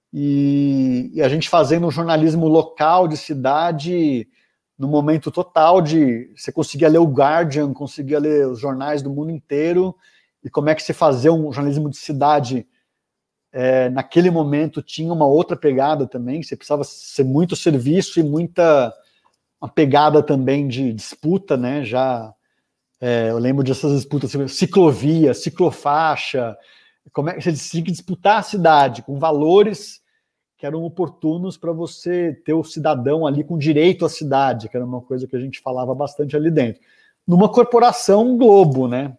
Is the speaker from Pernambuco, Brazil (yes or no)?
no; São Paulo, Brazil; Eu nasci em São Paulo, em setembro de 79, alguns dias depois da anistia. É, São Paulo, capital, morei aqui a vida inteira, continuo aqui